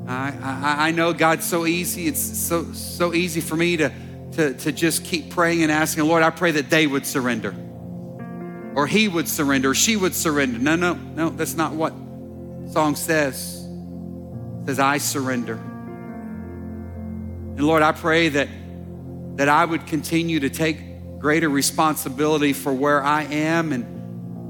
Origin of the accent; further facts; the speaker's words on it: Dallas, Texas, United States; growing up in Dallas